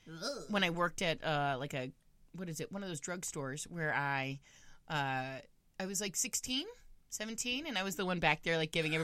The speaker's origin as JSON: {"language": "English", "region": "Florida", "country": "United States", "tie": "born or raised there", "said": "We got two Floridians on the show today."}